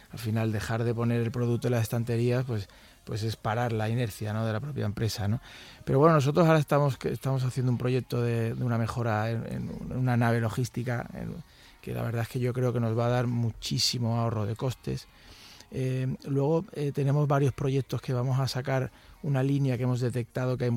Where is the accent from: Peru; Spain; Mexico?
Spain; Madrid, Community of Madrid; Efectivamente, nosotros venimos de Madrid y nosotros le vendimos una empresa que hizo mi abuelo